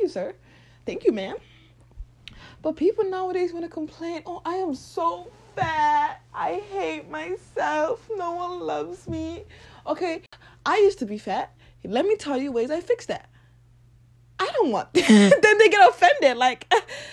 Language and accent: English; Lagos, Nigeria; I was born and raised in Nigeria, Lagos